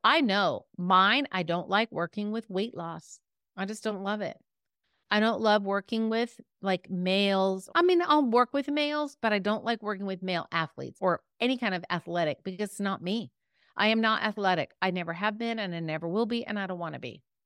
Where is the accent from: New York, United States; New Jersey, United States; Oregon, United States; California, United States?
California, United States; I'm from California, the West Coast